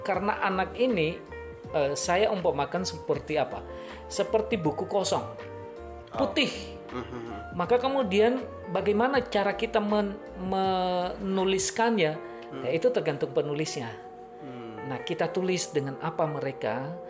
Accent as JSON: {"language": "Indonesian", "area": "Nias", "region": "North Sumatra", "country": "Indonesia", "moved": "yes", "lives_now": "Semarang, Indonesia", "said": "Saya dari Niasya"}